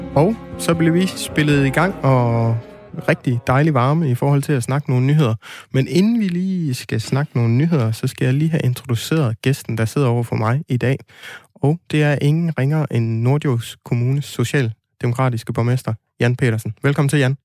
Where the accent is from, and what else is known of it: West Jutland, Denmark; now in Aarhus, Denmark